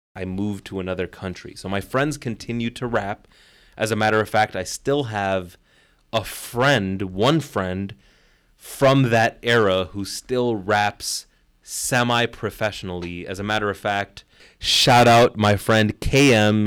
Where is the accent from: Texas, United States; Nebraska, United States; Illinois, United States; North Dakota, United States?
Illinois, United States; Chicago; moved away as an adult; also born or lived in Kuwait / New York City / Dubai; to be back in my hometown, but on a different side of the city, far away from where I grew up